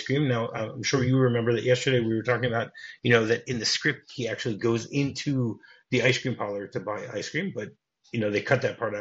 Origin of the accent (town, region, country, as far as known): United States